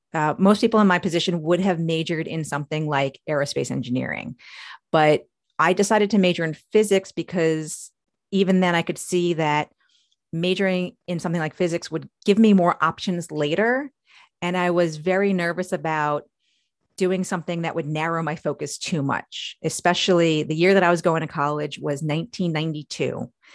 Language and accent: English; New York, United States; moved away as an adult; now in Maryland, United States; I'm from New York, although I wasn't born there, but I, I consider myself from New York because that's where my memories are. But I've spent my entire adult life in Maryland.